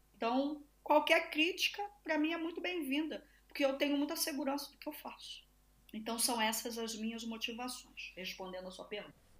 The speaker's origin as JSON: {"language": "Portuguese", "country": "Brazil", "said": "sou brasileira, sou latino-americana"}